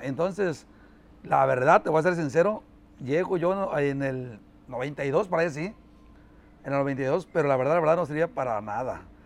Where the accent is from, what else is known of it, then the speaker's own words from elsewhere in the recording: Carrillo Puerto, Veracruz, Mexico; Nosotros somos de acá, de un rancho que se llama El Espinal, municipio de Carrillo